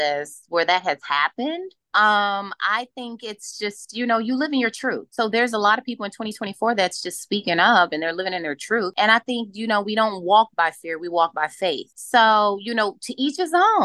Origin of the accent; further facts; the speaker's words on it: Chicago, Illinois, United States; I'm from Chicago. We make it happen. We make it happen. We love to work. I think it's a work ethic here when you're raised in Chicago in the Midwest